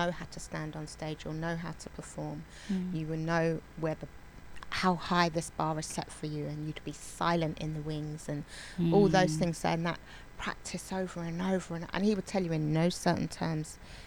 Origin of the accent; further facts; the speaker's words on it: London, United Kingdom; I grew up in Borough of Westminster, but I travelled all to different bits of London to do my dance